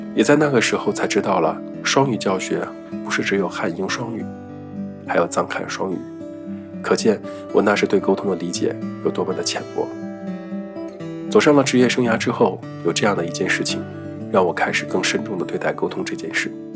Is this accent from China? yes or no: yes; Northeast China, China; first language Mandarin; 我一个在东北人家长大的说普通话的孩子